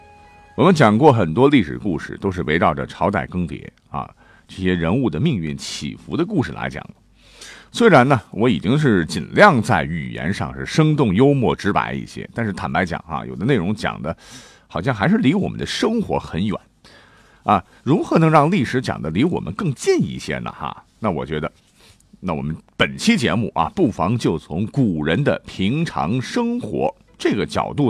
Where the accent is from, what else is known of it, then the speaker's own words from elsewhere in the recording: China; 我们中国人已经有了一日三餐的习惯。